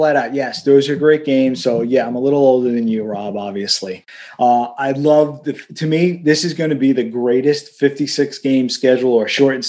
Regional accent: New York City, New York, United States; I'm a kid from Queens, so kind of grew up, didn't really have any access to roller rinks or whatever.

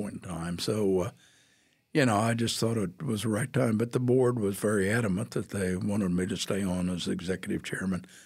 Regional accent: Atchison, Kansas, United States; moved away; my hometown of Atchison, Kansas, uh, fifty miles away

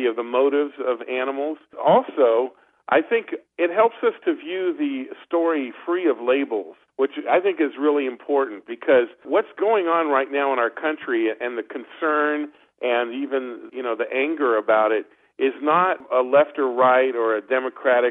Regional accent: France; moved away; I grew up in France

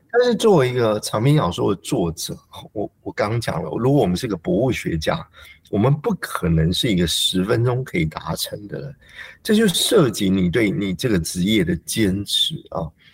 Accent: Taiwan; 我自己在成长的时候，也就是台湾的社会状况最稳定的一段期间

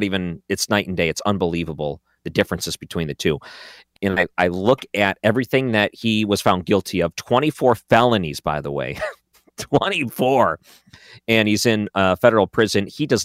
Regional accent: Detroit, Michigan, United States; now in St. Louis, United States; I was in Detroit, going to school at Central Michigan, but I grew up in the Metro Detroit area, the Downriver area.

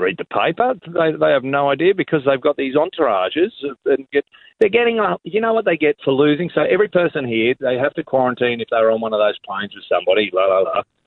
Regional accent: Australia; as an Australian

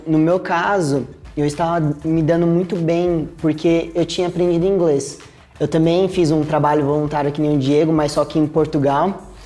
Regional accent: Brazil; also born or lived in England

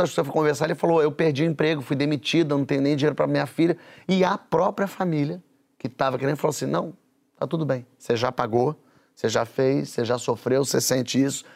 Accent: Brazil; eu como brasileiro

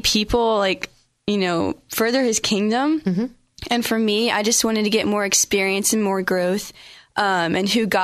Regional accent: Charlotte, North Carolina, United States; now in Reading, United States; I'm from Charlotte, North Carolina

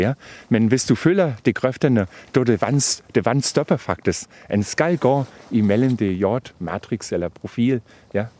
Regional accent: Brandenburg, Germany; Danish is a second language; now in Denmark; jeg kommer fra Tyskland, og ja. øh, faktisk fra Brandenburg, og der har vi den øh, sandjord

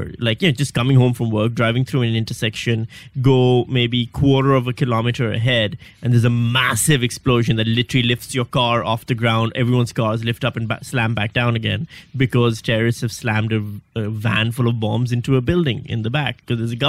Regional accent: Pakistan; moved away as an adult; also born or lived in Karachi / Western Australia; now in Melbourne, Australia; I'm from Pakistan.

